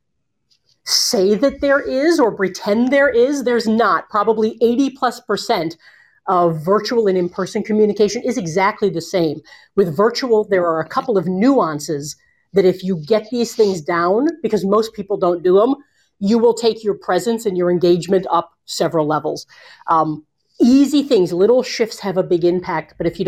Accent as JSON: {"language": "English", "town": "Bowling Green", "region": "Ohio", "country": "United States", "tie": "born or raised there", "also_born_or_lived": "Cleveland, Ohio", "said": "I was born in Bowling Green, Ohio. I've lived in Cleveland for a great portion of my life"}